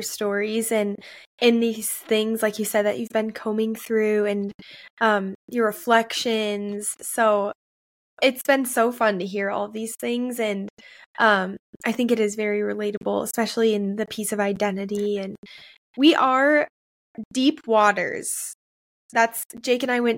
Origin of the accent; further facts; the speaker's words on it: Maple Grove, Minnesota, United States; the church I grew up in Maple Grove, Minnesota